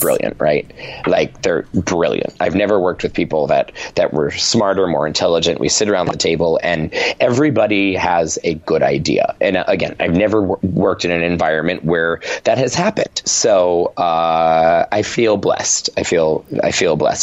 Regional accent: Rhode Island, United States; moved away as an adult; now in New York City, United States; I was raised in Rhode Island. My family is still there

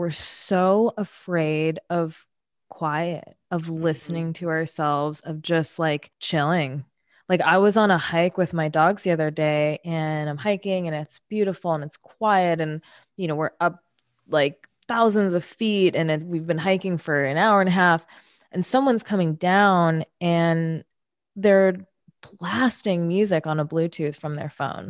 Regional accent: New York City, New York, United States; moved away as an adult; now in California, United States; I grew up in New York City. I grew up in Queens

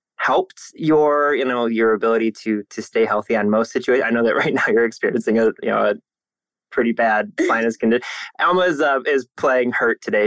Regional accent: Northeast Ohio, United States; I'm in Cleveland, Ohio. I'm born and raised in Northeast Ohio

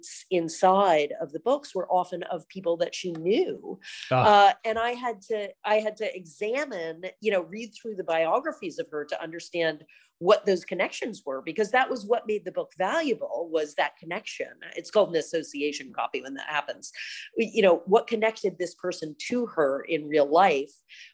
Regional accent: San Francisco, California, United States; I grew up in San Francisco and have lived here other than college. I've lived here my whole life

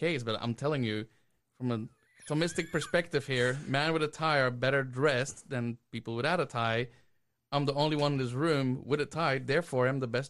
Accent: Belgium; moved away; I'm originally from Belgium.

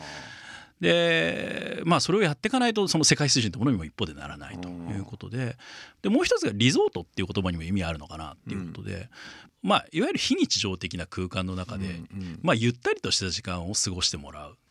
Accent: Tokyo, Japan; moved away as an adult; also born or lived in Hakuba, Japan; もともと生まれも育ちも東京でですね

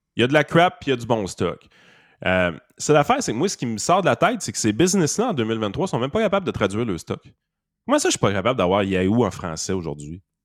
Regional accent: Quebec, Canada

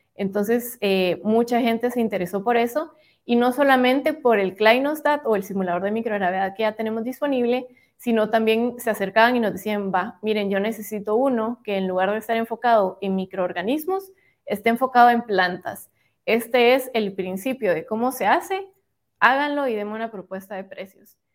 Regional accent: Guatemala; como guatemaltecos

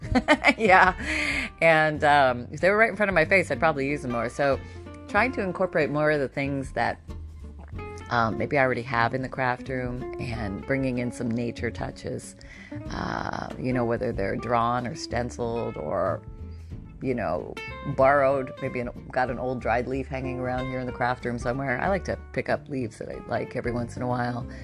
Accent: Canada; moved away; I grew up in Canada, so I remember some pretty pretty frigid winters

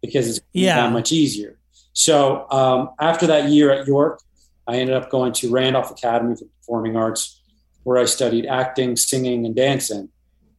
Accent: Toronto, Ontario, Canada; I grew up in Toronto.

